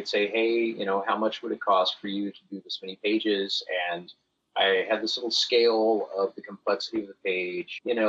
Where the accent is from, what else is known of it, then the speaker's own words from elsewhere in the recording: Alabama, United States; growing up in Alabama